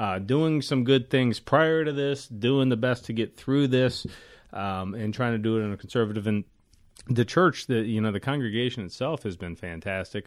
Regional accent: West Virginia, United States; moved away; the little West Virginia church I grew up

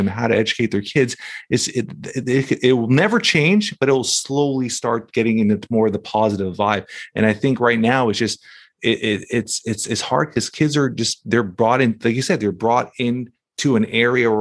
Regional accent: Toronto, Ontario, Canada; I grew up in Toronto, Canada

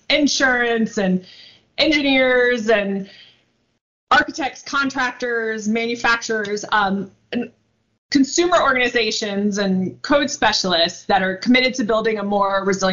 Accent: outside of New Orleans, Louisiana, United States; I grew up right outside of New Orleans

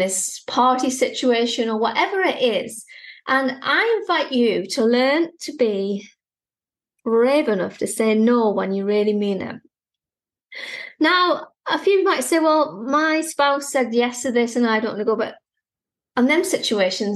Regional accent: United Kingdom; Being British

